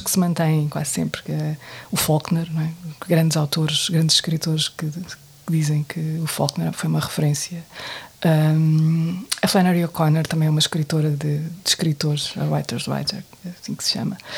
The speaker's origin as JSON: {"language": "Portuguese", "country": "Portugal", "said": "eu sou portuguesa"}